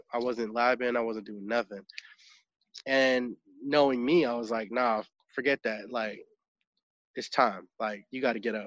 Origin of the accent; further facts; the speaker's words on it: Sacramento, California, United States; moved away as an adult; now in Los Angeles, United States; I come from Sacramento, and I was doing pretty well in Sacramento as a dancer